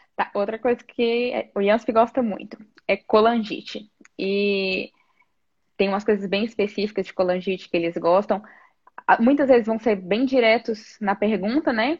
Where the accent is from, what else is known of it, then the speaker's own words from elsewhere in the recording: Teófilo Otoni, Minas Gerais, Brazil; moved away as an adult; also born or lived in Niterói, Rio de Janeiro; now in São Paulo, Brazil; eu sou de Teoflotone, Minas Gerais é, Nordeste de Minas